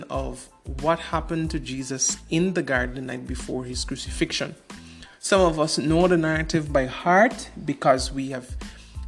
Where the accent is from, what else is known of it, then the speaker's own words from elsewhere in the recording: Georgetown, Demerara-Mahaica, Guyana; I was born in Georgetown, Guyana